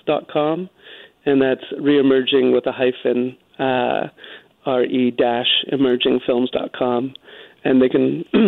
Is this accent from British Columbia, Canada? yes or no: yes; Vancouver, British Columbia, Canada; now in New York, United States; I live in New York. I grew up in Vancouver.